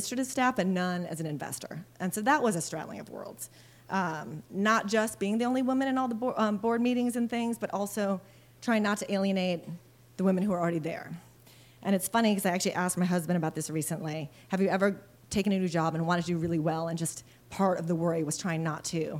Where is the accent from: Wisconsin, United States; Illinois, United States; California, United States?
Wisconsin, United States; also born or lived in Philippines; I was born in the Philippines, and we moved to Wisconsin when I was six in the 1970s